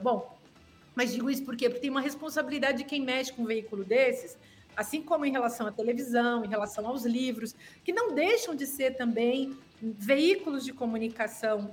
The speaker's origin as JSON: {"language": "Portuguese", "area": "Serra Gaúcha", "region": "Rio Grande do Sul", "country": "Brazil", "moved": "yes", "said": "a gente tem o mesmo sotaque lá de onde eu venho, da Serra Gaúcha"}